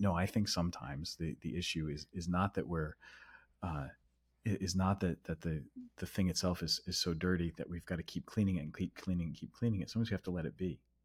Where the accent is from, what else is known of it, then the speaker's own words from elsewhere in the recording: United States; I'm American.